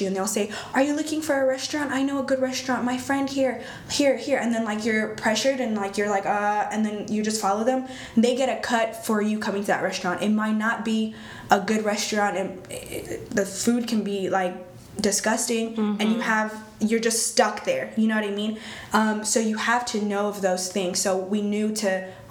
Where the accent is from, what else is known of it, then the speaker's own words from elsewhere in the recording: Eritrea; now in Texas, United States; I was born in Eritrea. It's in East Africa.